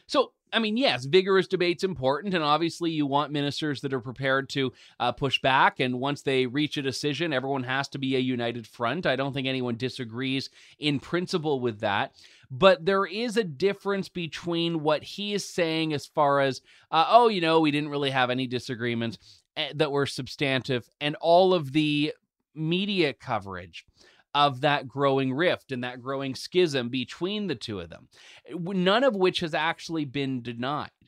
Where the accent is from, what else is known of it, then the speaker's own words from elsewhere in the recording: Canada; as a Canadian